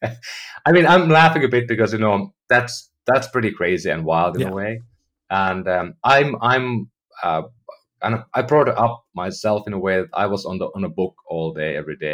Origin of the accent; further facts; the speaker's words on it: Finland; now in United States; And I'm from Finland, you know, I lived in Europe most of my life.